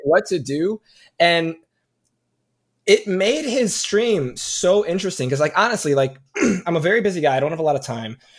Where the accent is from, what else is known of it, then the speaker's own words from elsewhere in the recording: Chicago, Illinois, United States; I'm from the Chicagoland area